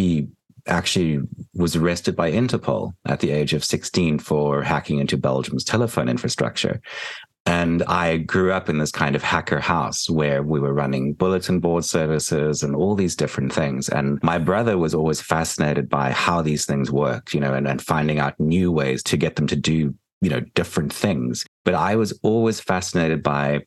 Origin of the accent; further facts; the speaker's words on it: Port Elizabeth, Eastern Cape, South Africa; moved away as an adult; now in New Jersey, United States; I grew up in Port Elizabeth, which is a tiny town on the tip of South Africa. And I spent the first 18 years of my life there.